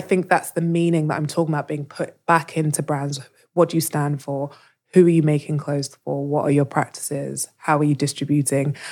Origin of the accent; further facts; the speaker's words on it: London, United Kingdom; I was born in London